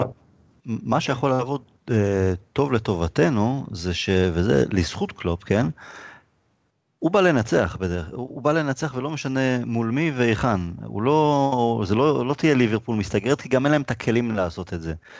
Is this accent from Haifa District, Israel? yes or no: no; Rishon LeZion, Central District, Israel; גדלתי בראשון